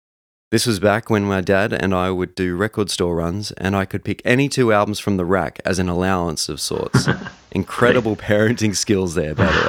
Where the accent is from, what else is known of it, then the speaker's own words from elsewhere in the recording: Canada; My own entry point to … is very much the standard for most 90s kids. Growing up in Canada, they were in heavy rotation on Much Music